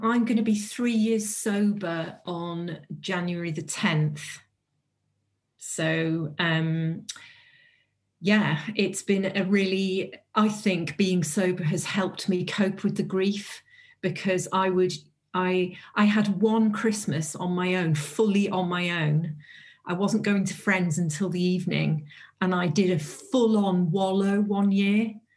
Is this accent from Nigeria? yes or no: no; North Wales, United Kingdom; I'm from North Wales